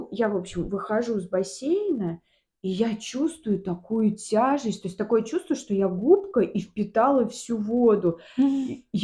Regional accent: Volga region, Russia; но я волжанка еще. Я волжанка. Мы, ну я... да

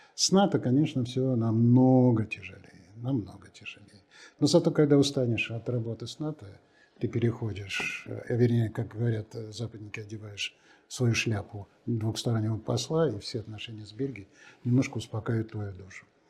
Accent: Russia; also born or lived in United States / Belgium; у нас страна настолько интересная, настолько огромная, настолько разнообразная

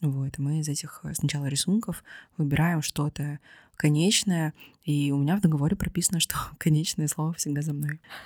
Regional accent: Vladivostok, Primorsky Krai, Russia; moved away; Владивосток — это мой родной город.

